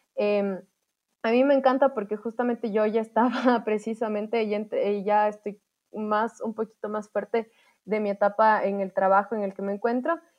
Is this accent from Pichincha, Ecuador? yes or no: no; Ambato, Tungurahua, Ecuador; yo dije que era de Ambato